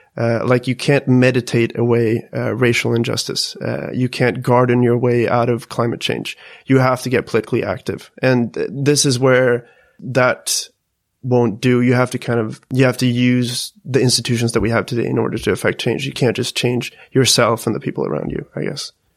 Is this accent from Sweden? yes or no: yes; Sweden; us Swedes